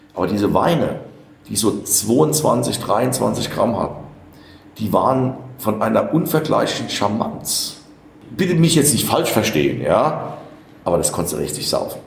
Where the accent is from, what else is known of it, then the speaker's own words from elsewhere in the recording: Rhineland-Palatinate, Germany; ich bin Pfälzer